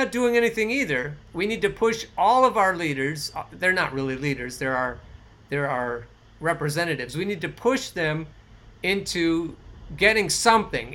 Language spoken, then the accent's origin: English; Oregon, United States; I grew up in the woods in Oregon. I grew up in the Pacific Northwest